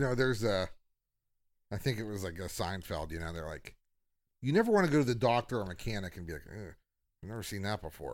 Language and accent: English; Aliquippa, Pennsylvania, United States; where I grew up, is, it's kinda like, so we, I went to Hopewell High School